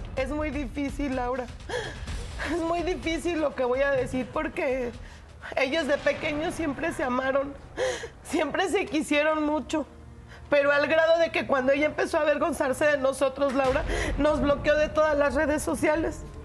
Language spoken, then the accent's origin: Spanish; Guerrero, Mexico; Nosotros somos de Guerrero y vendíamos cocos allá